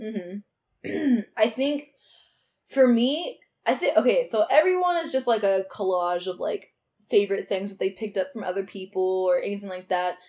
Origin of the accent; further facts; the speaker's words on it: Austin, Texas, United States; moved away as an adult; I'm gonna get away from Austin because I've been here my whole life